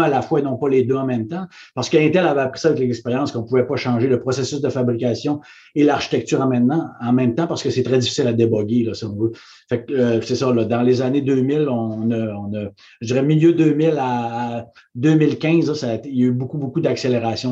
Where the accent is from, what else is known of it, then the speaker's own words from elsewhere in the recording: Saguenay, Quebec, Canada; moved away; je suis parti du Saguenay, puis euh, devenu président pour le, le Canada